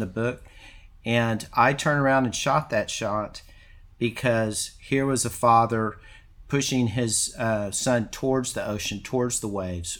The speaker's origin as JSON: {"language": "English", "town": "Houston", "region": "Texas", "country": "United States", "tie": "born or raised there", "also_born_or_lived": "California", "moved": "as an adult", "said": "growing up in Texas"}